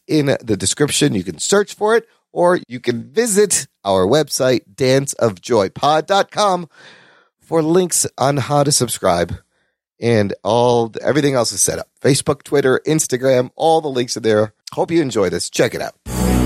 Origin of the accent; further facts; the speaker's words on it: Chicago, Illinois, United States; We grew up in Chicago.